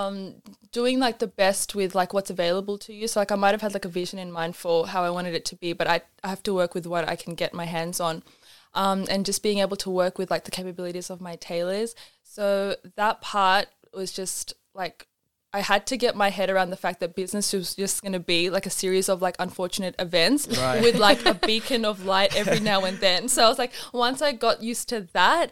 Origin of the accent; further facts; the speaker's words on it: Australia; growing up in Australia, we had a lot of access to traditional like South Asian clothing